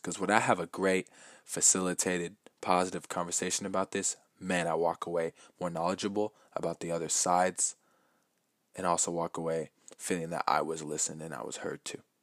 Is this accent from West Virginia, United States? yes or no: no; Lakewood, Washington, United States; I was born in Lakewood, Washington, in the United States. I am from here